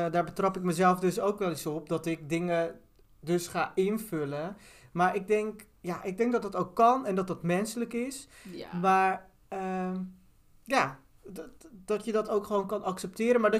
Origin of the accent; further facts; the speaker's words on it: Turkey; Eh, ik ben Turks en oh, heb niet altijd in alle vakjes die je had gehoord, zeg maar.